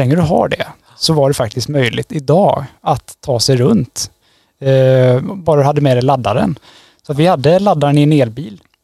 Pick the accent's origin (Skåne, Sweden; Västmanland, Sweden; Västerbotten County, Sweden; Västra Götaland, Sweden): Västra Götaland, Sweden; Trollhättan; moved away as an adult; also born or lived in Tromsø, Norway; now in Gothenburg, Sweden; jag är född och uppvuxen i Trollhättan